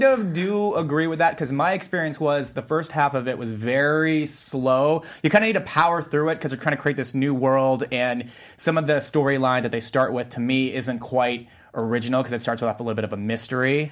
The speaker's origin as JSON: {"language": "English", "country": "United States", "said": "I'm Korean American too"}